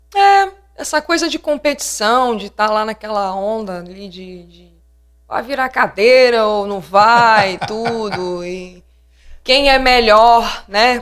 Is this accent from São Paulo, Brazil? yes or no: no; Linhares, Espírito Santo, Brazil; Eu, eu mesmo sou de Linhares